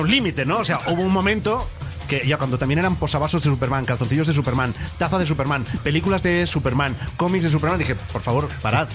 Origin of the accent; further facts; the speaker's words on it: Mollet del Vallès, Catalonia, Spain; Radio Mollet, en mi pueblo